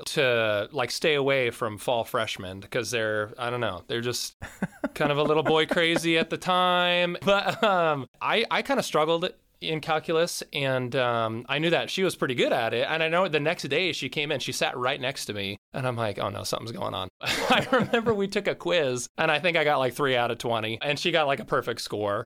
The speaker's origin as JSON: {"language": "English", "area": "between Carnation and Duvall", "region": "Washington", "country": "United States", "tie": "born or raised there", "also_born_or_lived": "Tacoma / Tanzania", "said": "I grew up just down the, the street, uh, at, like, Marcellus, in between, uh, Carnation and Duval"}